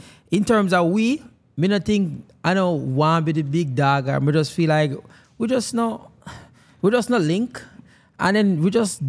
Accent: Jamaica; Because we, me don't know. As Jamaican, we feel like say, we

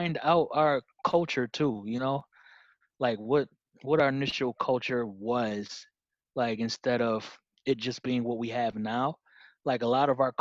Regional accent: Rochester, New York, United States; my great-great-grandfather was pretty much a treasurer and funded a lot of things in my hometown

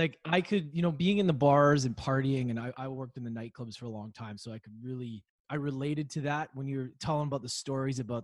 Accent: Edmonton, Alberta, Canada; growing up in Edmonton

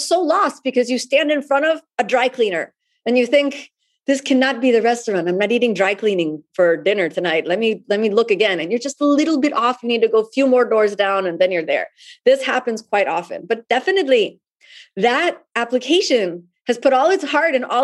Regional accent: Miami, Florida, United States; my hometown in Miami

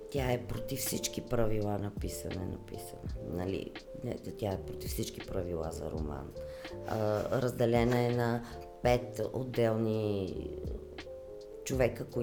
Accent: Blagoevgrad, Blagoevgrad Province, Bulgaria; И там, където съм родена в Благоевград, има имаше беженската махала. Е, като деца се в Благоевград е много топло.

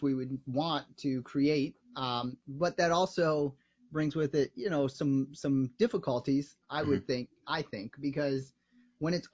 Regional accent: Evanston, Illinois, United States; I grew up here in Chicago in Evanston

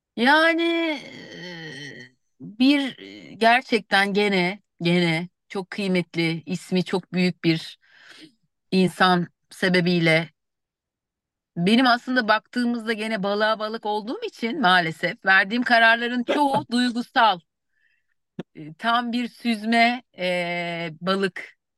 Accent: Bursa, Turkey; also born or lived in Eskişehir; Sonra Bursalıyım. Mezun olup Bursa'ya döndüm.

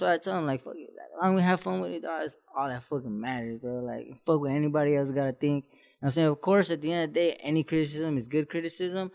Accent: San Juan Capistrano, California, United States; I come from San Juan Capistrano

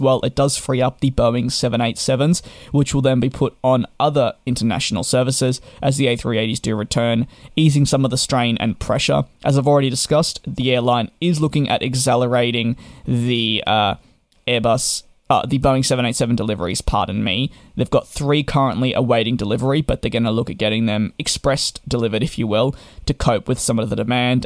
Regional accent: Australia; Being Australian

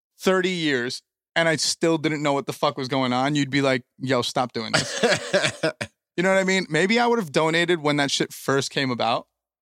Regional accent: East Coast, United States; Like we're from the East Coast.

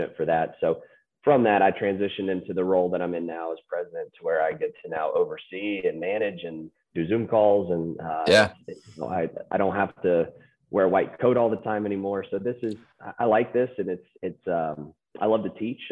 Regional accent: Charlotte, North Carolina, United States; moved away as an adult; Moved back to the Carolinas. We started having kids and wanted to raise them in the Carolinas, where I grew up in Charlotte.

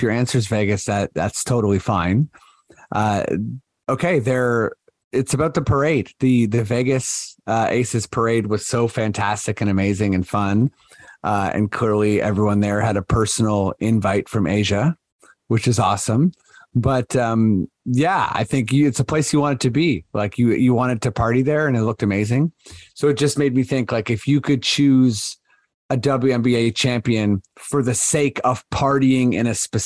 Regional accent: Canada; We're showing our Canadian-ness here as well.

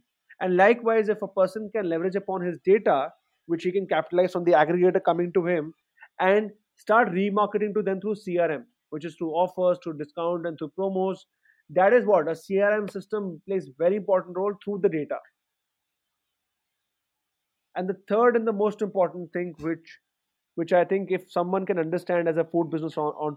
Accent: Delhi, India; I come from Delhi and I'm sitting in Greater Kailash.

